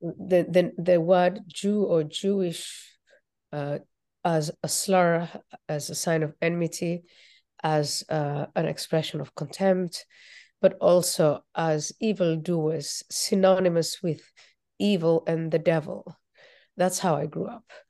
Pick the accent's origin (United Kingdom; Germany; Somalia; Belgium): Somalia; moved away; also born or lived in Nairobi, Kenya; I was born in Somalia